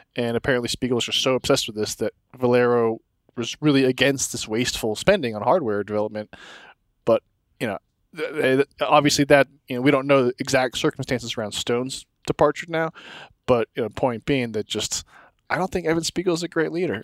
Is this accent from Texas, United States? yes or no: yes; Texas, United States; now in Denver, United States; I'm from Texas